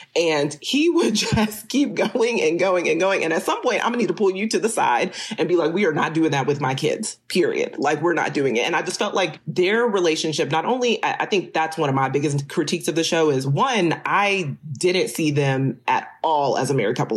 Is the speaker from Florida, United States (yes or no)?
no; Texas, United States; I am from Texas.